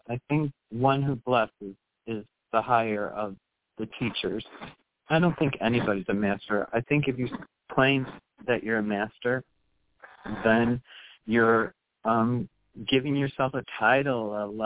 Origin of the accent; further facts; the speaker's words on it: United States; I grew up in the United States, and I have a sister who's interracially married